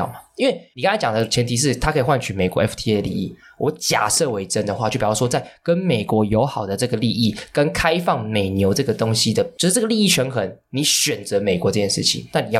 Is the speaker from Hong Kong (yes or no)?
yes; Hong Kong; now in Taiwan; 我们都是香港出生的